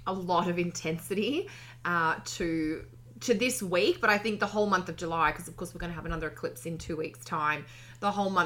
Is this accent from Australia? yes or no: yes; Australia; we're three Aussie gals